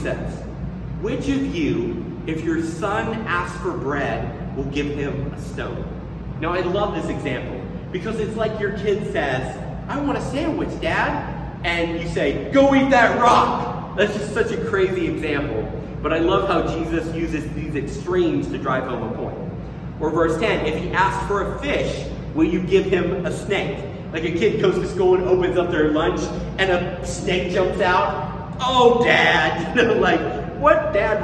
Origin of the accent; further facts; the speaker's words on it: Tennessee, United States; I grew up around people in the South, in Tennessee, who would say grace before they ate.